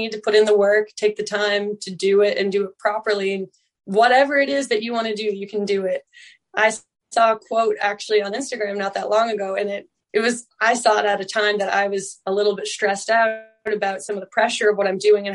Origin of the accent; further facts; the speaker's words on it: Newfoundland and Labrador, Canada; that's just the way of being a Newfoundlander